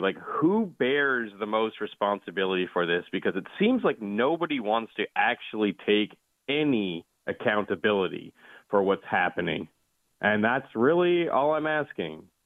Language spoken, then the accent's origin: English; Canada; I'm also Canadian